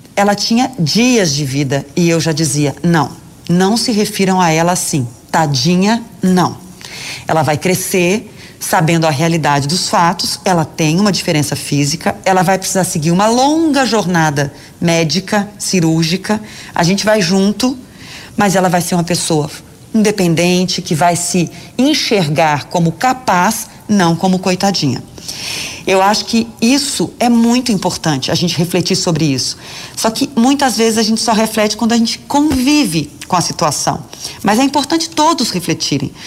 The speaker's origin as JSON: {"language": "Portuguese", "town": "Belo Horizonte", "region": "Minas Gerais", "country": "Brazil", "moved": "yes", "said": "falar com a minha terrinha"}